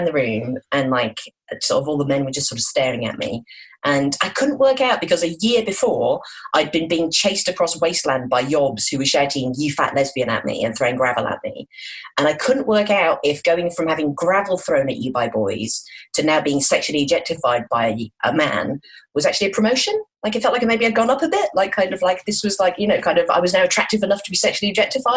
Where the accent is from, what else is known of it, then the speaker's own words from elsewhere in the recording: Midlands, United Kingdom; I'm from the Midlands